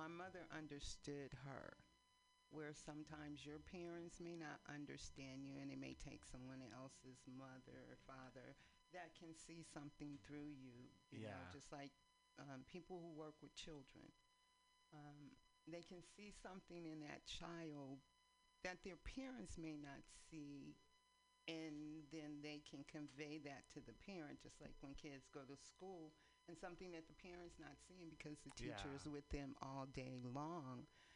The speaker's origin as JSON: {"language": "English", "town": "East Palo Alto", "region": "California", "country": "United States", "tie": "born or raised there", "also_born_or_lived": "San Francisco", "lives_now": "Oakland, United States", "said": "We grew up in East Palo Alto."}